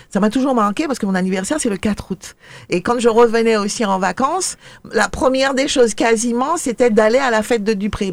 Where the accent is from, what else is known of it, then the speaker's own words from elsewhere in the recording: Le Marin, Martinique; j'ai été élevée, enfin je suis de la Agnès au Marin